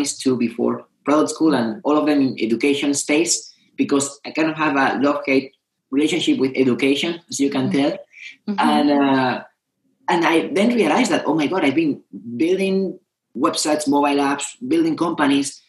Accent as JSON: {"language": "English", "country": "Spain", "also_born_or_lived": "Madrid", "moved": "yes", "said": "I come from Spain."}